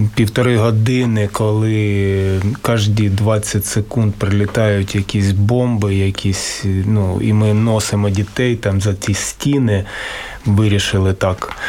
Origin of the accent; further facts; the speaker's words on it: Kharkiv, Kharkiv Oblast, Ukraine; я родом з Харкова